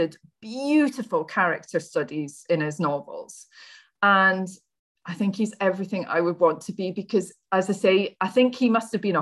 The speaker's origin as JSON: {"language": "English", "region": "Scotland", "country": "United Kingdom", "said": "I'm Scottish"}